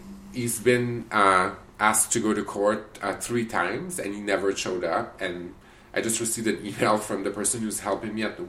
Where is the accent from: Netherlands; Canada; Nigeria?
Canada; But I didn't tell him that I was a Canadian.